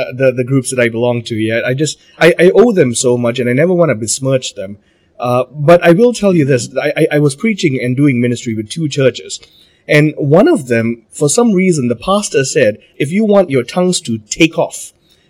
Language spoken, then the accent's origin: English; Malaysia; I'm Malaysian